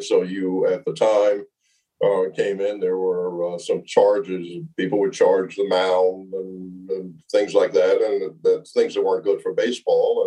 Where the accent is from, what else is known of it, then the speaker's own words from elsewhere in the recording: Montclair, New Jersey, United States; I grew up in Montclair, New Jersey